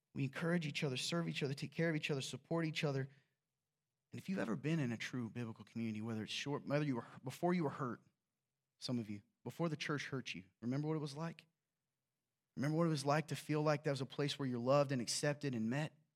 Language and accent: English; the South, United States; I'm from the South